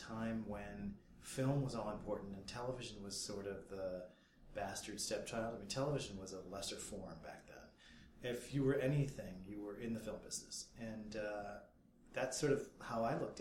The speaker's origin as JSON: {"language": "English", "town": "Rockford", "region": "Illinois", "country": "United States", "tie": "born or raised there", "also_born_or_lived": "Los Angeles", "moved": "as an adult", "said": "growing up in Rockford, Illinois"}